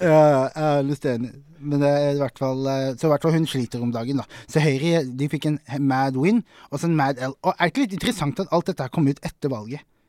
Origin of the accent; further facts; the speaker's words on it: Sørlandet, Southern Norway, Norway; now in Oslo, Norway; Jeg er fra Sørlandet